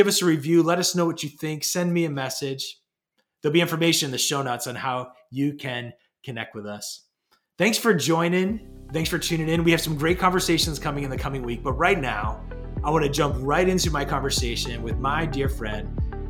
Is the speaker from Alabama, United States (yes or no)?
no; Pennsylvania, United States; now in New England, United States; I grew up in Western Pennsylvania.